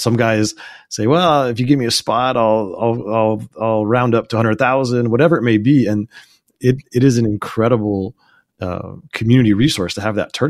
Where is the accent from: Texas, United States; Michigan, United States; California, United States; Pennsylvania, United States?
California, United States; Pebble Beach; it's obviously my hometown event